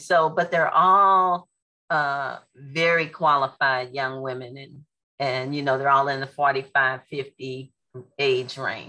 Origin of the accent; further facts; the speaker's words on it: St. Louis, Missouri, United States; moved away as an adult; now in San Antonio, United States; they left St. Louis, and you know, that's my hometown.